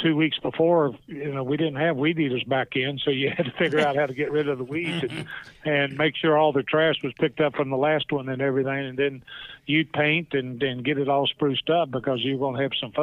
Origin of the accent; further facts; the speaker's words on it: Bristol, Virginia, United States; growing up in Bristol